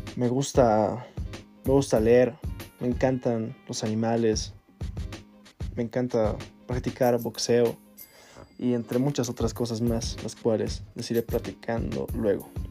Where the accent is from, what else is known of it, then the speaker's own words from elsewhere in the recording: Bolivia; also born or lived in Chile; radico en Bolivia soy chileno, pero vivo acá casi toda mi vida